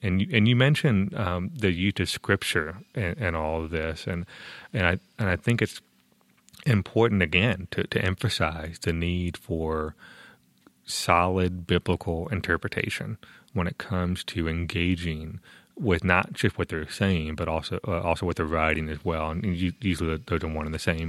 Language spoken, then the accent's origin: English; Tampa, Florida, United States; Tampa, Florida, my hometown